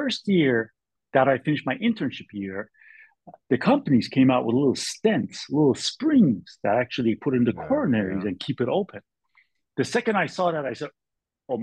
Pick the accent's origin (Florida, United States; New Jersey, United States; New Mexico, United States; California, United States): California, United States; I'm from California. My mother lives in Berkeley.